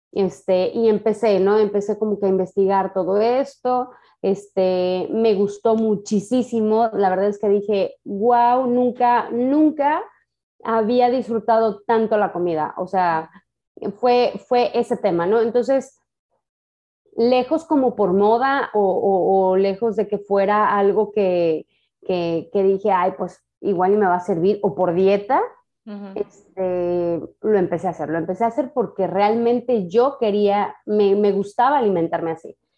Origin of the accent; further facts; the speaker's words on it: Mexico; O sea, imagínate siendo mexicana que no te gusten los tacos.